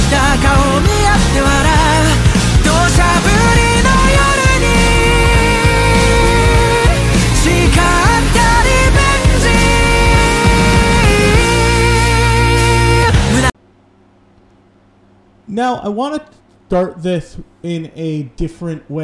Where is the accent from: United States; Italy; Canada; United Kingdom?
United States; I'm American